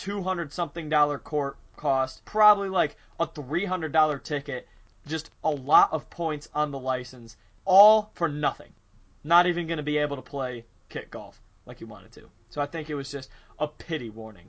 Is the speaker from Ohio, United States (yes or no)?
yes; North Olmsted, Ohio, United States; North Olmsted